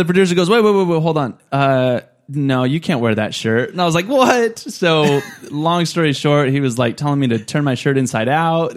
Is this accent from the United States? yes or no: yes; Clovis, California, United States; I was born and raised in Clovis